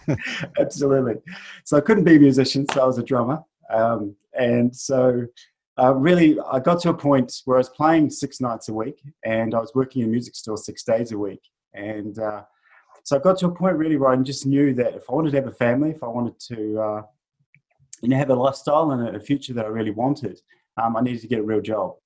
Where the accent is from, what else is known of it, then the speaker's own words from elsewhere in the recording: New Zealand; moved away as an adult; also born or lived in north of Sydney, Australia; now in Australia; I'm a Kiwi, uh, originally from New Zealand, and uh, currently living in in Australia. I've been here for uh, 11 years